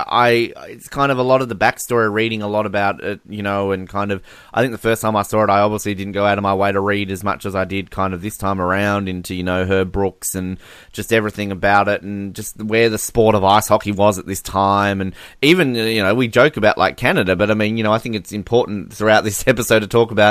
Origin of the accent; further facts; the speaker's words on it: Australia; I'm Australian